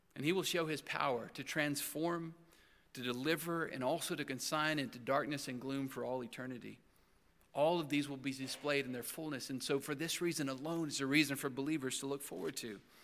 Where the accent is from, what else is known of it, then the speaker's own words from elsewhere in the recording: Texas, United States; where I grew up in Texas